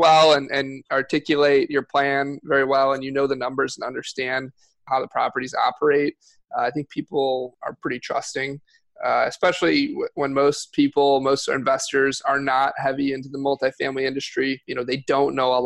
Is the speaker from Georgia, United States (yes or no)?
no; West Bloomfield, Michigan, United States; moved away as an adult; now in Texas, United States; Outside of Detroit, yeah, in the suburbs, West Bloomfield area